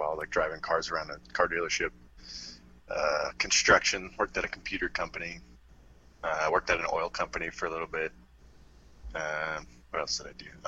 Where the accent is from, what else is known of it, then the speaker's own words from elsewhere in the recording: Palm Bay, Florida, United States; moved away as an adult; I grew up in, like, the Palm Bay, Melbourne area in Florida.